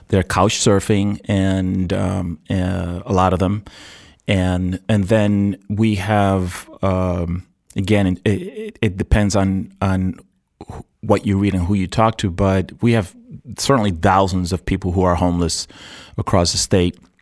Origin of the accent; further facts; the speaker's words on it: New York City, New York, United States; moved away; also born or lived in Puerto Rico / Arizona; I was born in Puerto Rico and I, and I grew up in New York City